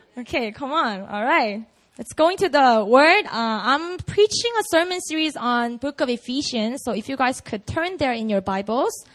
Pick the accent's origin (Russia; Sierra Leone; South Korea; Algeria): South Korea; I grew up in Korea